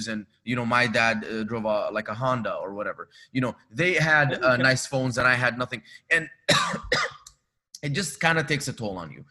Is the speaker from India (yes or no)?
no; Dubai, United Arab Emirates; also born or lived in Egypt; now in Los Angeles, United States; I was born in Egypt, grew up in Dubai